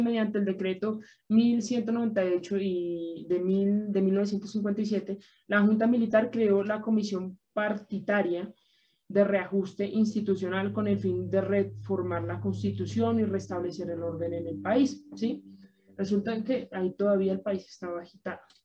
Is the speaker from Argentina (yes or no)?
no; Colombia; los que somos colombianos